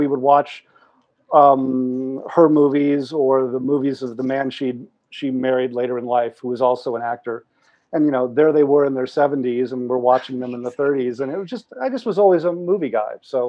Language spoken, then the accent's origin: English; Pasadena, California, United States; I grew up locally. A few miles away. I grew up in Pasadena.